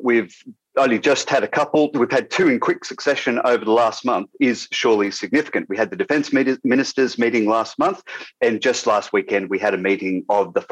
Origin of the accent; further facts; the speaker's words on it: Australia; I'm an Australian academic